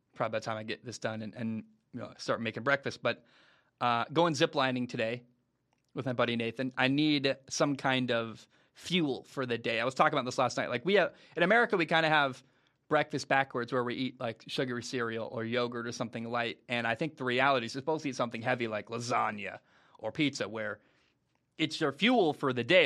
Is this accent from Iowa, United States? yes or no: no; Portland, Oregon, United States; moved away; the town I grew up in, Portland, Oregon